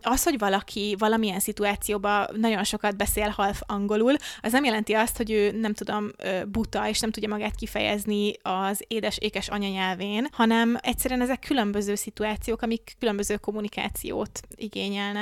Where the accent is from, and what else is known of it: Hungary